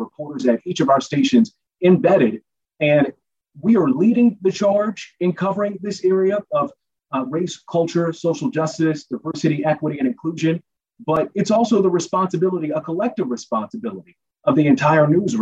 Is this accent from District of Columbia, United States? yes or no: yes; Washington, District of Columbia, United States; now in Bay Area, United States; I'm from D.C.